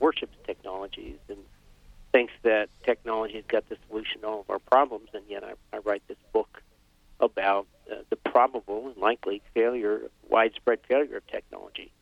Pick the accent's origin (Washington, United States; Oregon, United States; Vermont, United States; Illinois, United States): Vermont, United States; I grew up in Vermont, uh, skiing, hiking, uh, hunting, fishing, canoeing